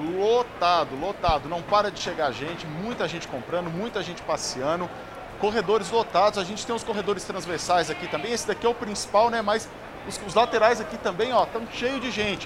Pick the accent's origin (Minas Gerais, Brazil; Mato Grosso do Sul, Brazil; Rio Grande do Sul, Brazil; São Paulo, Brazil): São Paulo, Brazil; interior of; now in São Paulo, Brazil; eu sou do interior de São Paulo. A gente lá nem fala de bacalhau, nem Natal, nem Ano Novo, né? A gente fala de leitô, a gente fala de churrasco. Eu fui descobrir isso aqui em São Paulo só